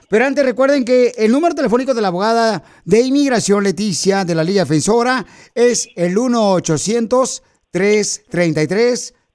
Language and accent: Spanish; Guanajuato, Mexico; now in United States; Porque aquí venimos de Guanajuato a Estados Unidos, papuchón.